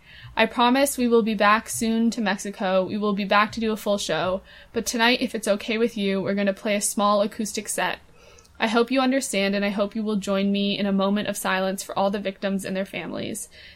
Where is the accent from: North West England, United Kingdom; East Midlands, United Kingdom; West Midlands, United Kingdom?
North West England, United Kingdom; Manchester; Last night, there was a tragedy in my hometown of Manchester.